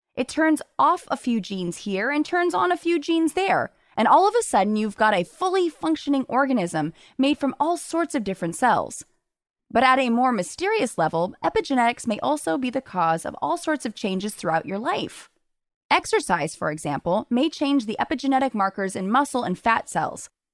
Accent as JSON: {"language": "English", "town": "Los Angeles", "region": "California", "country": "United States", "tie": "born or raised there", "moved": "as an adult", "lives_now": "New York, United States", "said": "I grew up in Los Angeles where, you know, I took the bus as a kid"}